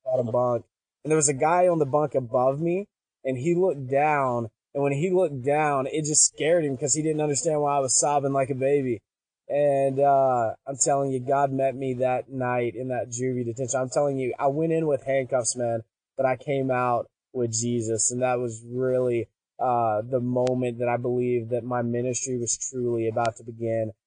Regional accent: Pine Bluff, Arkansas, United States; I'm a kid from Pine Bluff, Arkansas in a trailer park

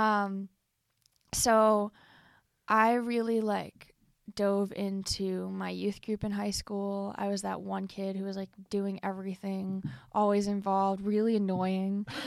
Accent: Cleveland, Ohio, United States; I was born in Cleveland, Ohio

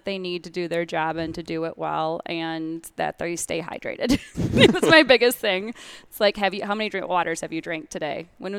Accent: Michigan, United States; Traverse City. Well, near Traverse City, but yeah, northern Michigan area.

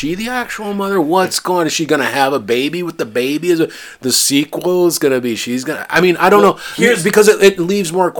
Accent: Midwest, United States; I grew up in the Midwest. I grew up around farms

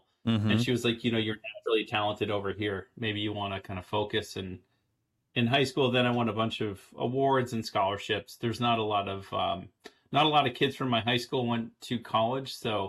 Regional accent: Lowell, Massachusetts, United States; moved away as an adult; also born or lived in Boston, Massachusetts / New York City / San Francisco; I'm from Lowell, Massachusetts.

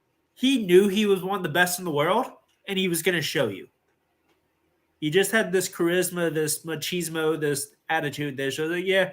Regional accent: the Northwest, Pacific Northwest, United States; being from the Northwest

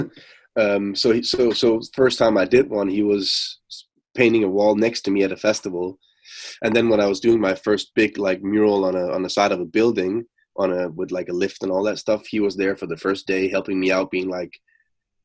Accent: Denmark; moved away as an adult; now in Copenhagen, Denmark; I'm from Denmark. I'm based out of Copenhagen. I'm not from there, but I live and work in Copenhagen.

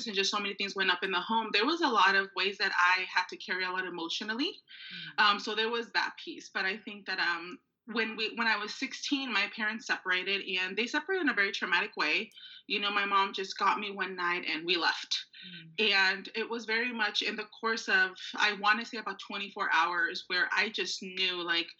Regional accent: Maywood, California, United States; I grew up in Los Angeles, but I actually grew up in a small city called Maywood

